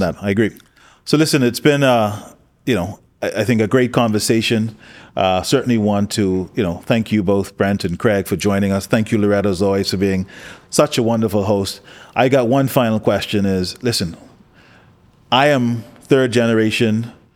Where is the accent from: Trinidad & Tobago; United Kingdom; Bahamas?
Bahamas